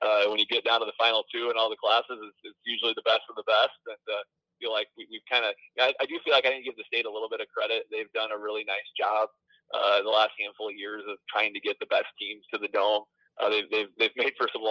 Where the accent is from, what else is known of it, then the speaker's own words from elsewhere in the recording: Fort Dodge, Iowa, United States; I grew up in Fort Dodge, part of the CIML